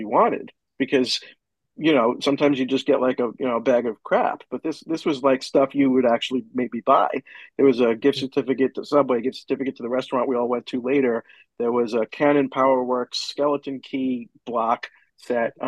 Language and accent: English; New York, United States; I'm from New York